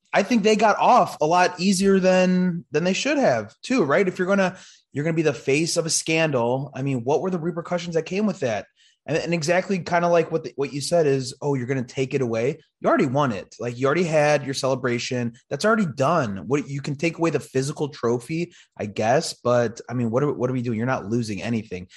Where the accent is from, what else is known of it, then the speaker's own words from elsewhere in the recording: Chicago, Illinois, United States; I'm from Chicago